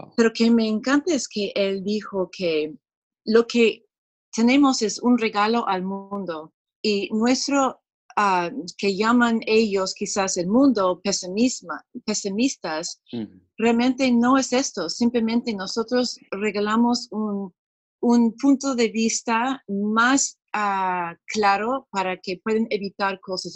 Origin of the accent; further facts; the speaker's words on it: San Diego, California, United States; Spanish is a second language; moved away as an adult; now in Lima, Peru; yo también soy de San Diego originalmente pero hemos mudado a Perú 36 años más o menos